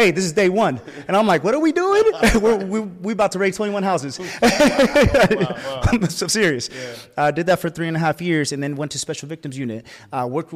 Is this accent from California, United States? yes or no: yes; Bay Area, California, United States; I come from the Bay Area. The Bay Area is in Northern California near San Francisco